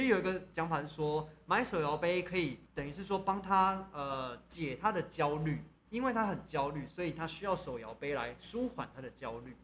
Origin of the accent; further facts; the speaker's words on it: Taiwan; 作为台湾人，我们要支持台湾的东西